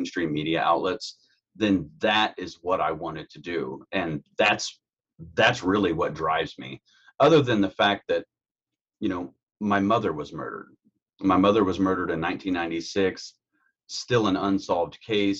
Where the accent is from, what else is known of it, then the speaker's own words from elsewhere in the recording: Carroll County, Indiana, United States; I'm from Indiana, born and raised in Carroll County, Indiana